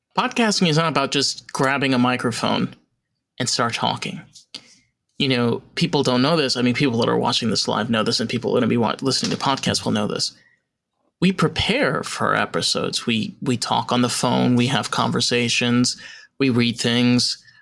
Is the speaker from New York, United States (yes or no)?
yes; New York, United States; I'm a New Yorker